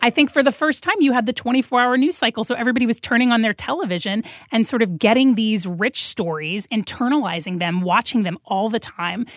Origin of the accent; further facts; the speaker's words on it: Macon, Georgia, United States; growing up in Macon, Georgia